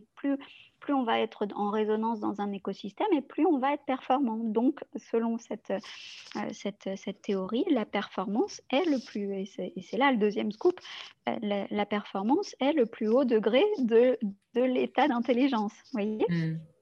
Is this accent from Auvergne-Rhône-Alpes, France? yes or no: yes; Lyon, Auvergne-Rhône-Alpes, France; je suis lyonnaise